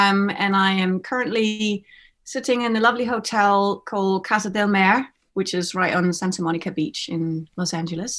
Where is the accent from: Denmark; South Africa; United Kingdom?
Denmark; Sværdborg, Zealand; I grew up in a little town about an hour south of Copenhagen called Sværdborg, which is close to between Vordingborg and Næstved on Zealand. So I grew up at a farm.